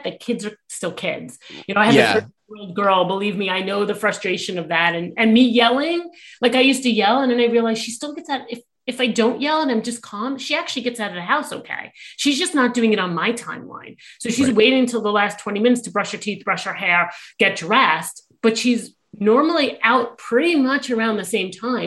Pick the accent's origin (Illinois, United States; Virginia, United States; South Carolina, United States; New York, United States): New York, United States; I am a New Yorker